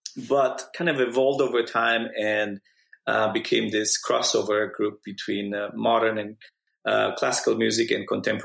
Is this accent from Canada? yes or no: no; Romania; English is a second language; moved away as an adult; now in Dallas, United States; I was born in Romania, moved to United States in 2001 to study music. I come from a family of musicians. And I moved here in August